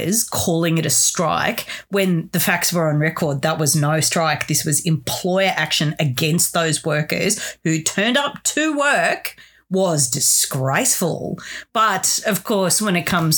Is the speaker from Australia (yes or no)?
yes; Sydney, New South Wales, Australia; moved away; I am originally from Sydney